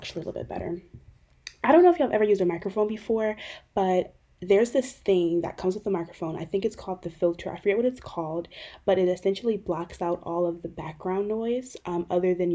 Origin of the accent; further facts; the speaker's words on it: Euclid, Ohio, United States; also born or lived in Cleveland, Ohio; My hometown is Cleveland, Ohio. I primarily grew up in a inner ring suburb of Cleveland called Euclid.